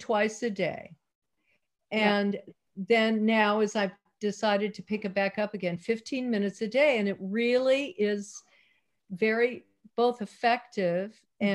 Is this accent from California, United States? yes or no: yes; Salinas, California, United States; also born or lived in Maui, Hawaii / Marin County, California; I was born in Salinas, oh, California